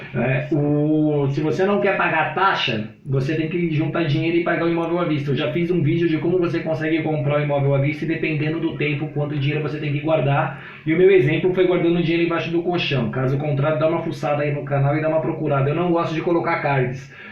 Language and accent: Portuguese; Brazil; eu sou brasileiro